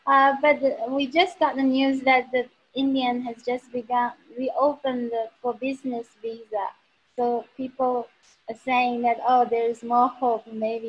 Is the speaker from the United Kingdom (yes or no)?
no; China; I am from China